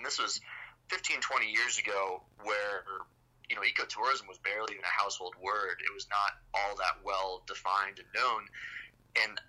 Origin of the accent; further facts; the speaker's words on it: Florida, United States; moved away as an adult; now in Boulder, United States; I was born and raised in Florida